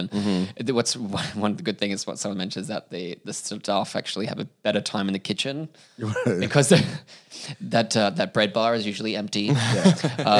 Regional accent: Australia; I'm from Australia

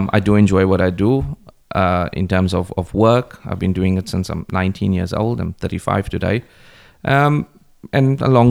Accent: East London, Eastern Cape, South Africa; moved away; I grew up in a place called Braylon in East London in South Africa.

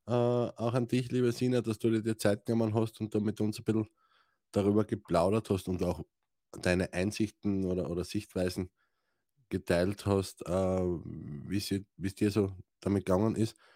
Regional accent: Styria, Austria; Oder ich bin ein Steirer, was interessiert mich Deutsch?

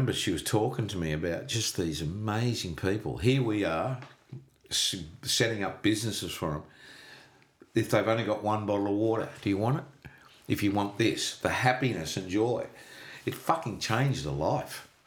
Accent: Australia; I'm from Australia

